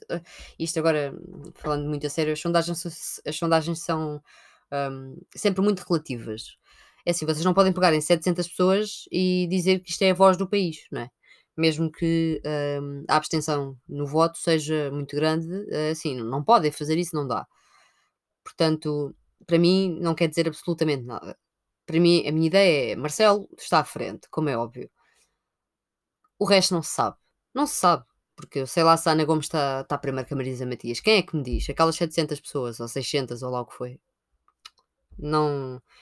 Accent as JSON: {"language": "Portuguese", "town": "Sintra", "region": "Lisbon", "country": "Portugal", "said": "eu sou de Sintra"}